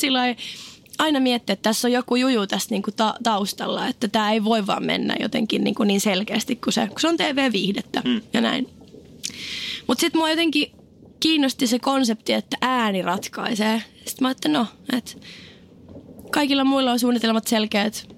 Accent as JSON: {"language": "Finnish", "town": "Oulu", "region": "North Ostrobothnia", "country": "Finland", "said": "Mä olin oululainen"}